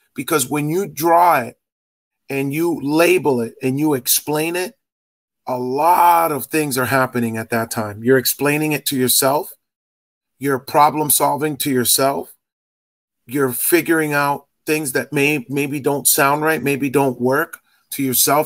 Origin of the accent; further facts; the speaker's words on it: Boston, Massachusetts, United States; also born or lived in Dominican Republic (ancestry); I'm from Boston, Massachusetts